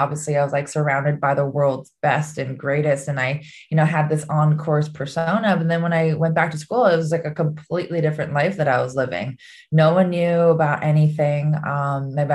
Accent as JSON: {"language": "English", "area": "Oahu", "region": "Hawaii", "country": "United States", "tie": "born or raised there", "said": "growing up in Hawaii had a big part to do with my non-traditional path. I had played in everything in Oahu, in Hawaii"}